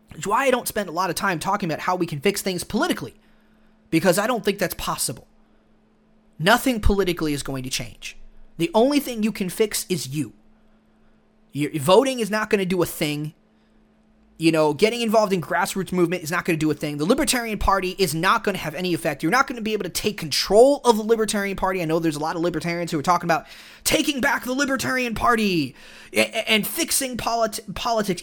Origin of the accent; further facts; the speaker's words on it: Texas, United States; growing up in Texas